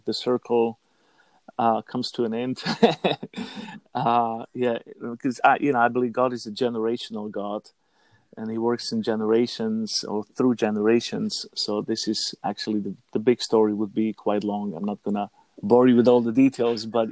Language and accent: English; Slovakia; I was born in Slovakia to a Hungarian father and a Slovakian mom